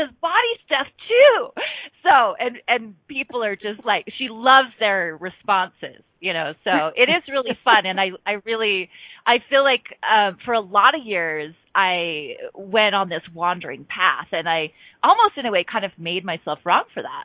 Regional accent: Bountiful, Utah, United States; moved away as an adult; also born or lived in California; I was born and raised in Bountiful, Utah, which is a suburb of Salt Lake City.

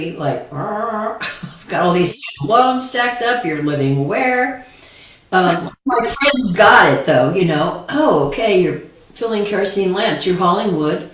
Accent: Grand Rapids, Michigan, United States; I was born in Michigan

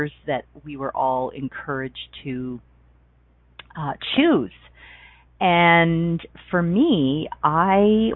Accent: Toronto, Ontario, Canada; moved away as an adult; I grew up in Toronto, Ontario

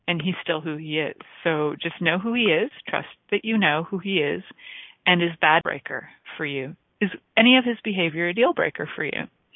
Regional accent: New York City, New York, United States; accent: Bronx; my accent would go to Bronx for sure

